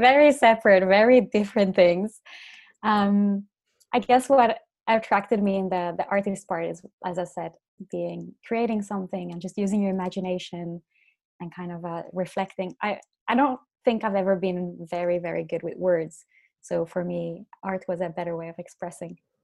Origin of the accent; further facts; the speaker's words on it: Finland; now in Dublin, Ireland; I'm from Finland originally.